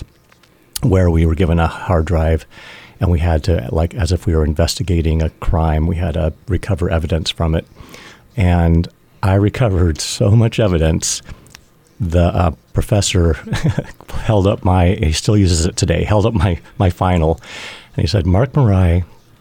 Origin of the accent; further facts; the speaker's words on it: Monterey Park, California, United States; now in New Hampshire, United States; I am from Monterey Park, California.